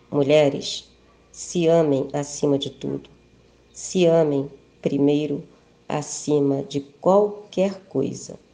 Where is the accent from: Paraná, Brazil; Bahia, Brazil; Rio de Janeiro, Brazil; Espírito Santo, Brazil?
Rio de Janeiro, Brazil; tenho 65 anos, sou técnica de enfermagem, aposentada, sou do Rio de Janeiro.